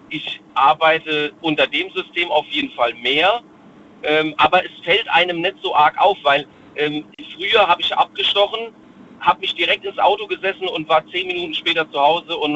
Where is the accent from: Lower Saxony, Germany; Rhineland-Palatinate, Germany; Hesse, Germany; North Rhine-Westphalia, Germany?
Rhineland-Palatinate, Germany; Ähm, ich komme aus der Nähe von Worms.